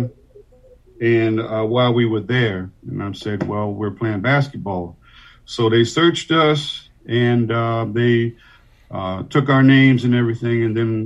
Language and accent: English; Washington, District of Columbia, United States; moved away as an adult; now in Annapolis, United States; Originally born and raised in Washington, D.C.